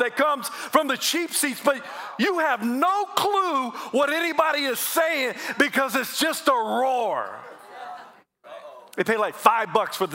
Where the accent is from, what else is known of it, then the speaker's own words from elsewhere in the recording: South Carolina, United States; I'm from South Carolina